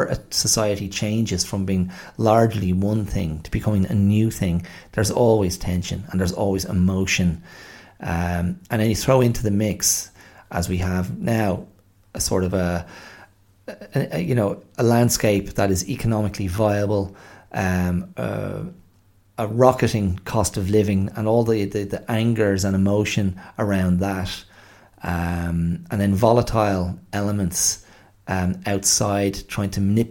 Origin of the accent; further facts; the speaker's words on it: Ireland; as Irish people